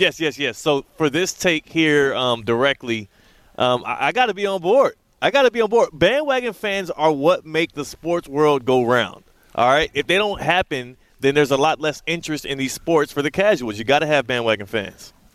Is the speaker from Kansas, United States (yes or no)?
yes; Kansas, United States; also born or lived in Houston; I was from Kansas.